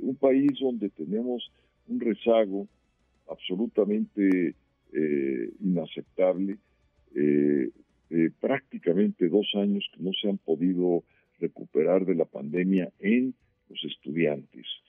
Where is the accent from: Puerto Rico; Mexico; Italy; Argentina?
Mexico; somos los mexicanos